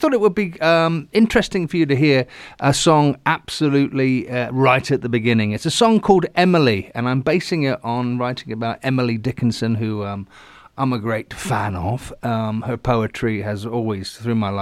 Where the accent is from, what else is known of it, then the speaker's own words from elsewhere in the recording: Southampton, South East England, United Kingdom; accent: Hampshire; moved away; my Hampshire accent there. That's where I came from.